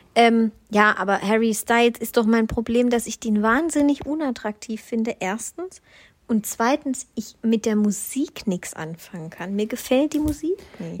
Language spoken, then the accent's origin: German; Swabia, Germany; ich bin Schwabe